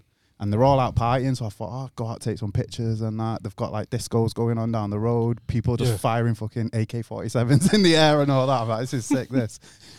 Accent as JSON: {"language": "English", "region": "England", "country": "United Kingdom"}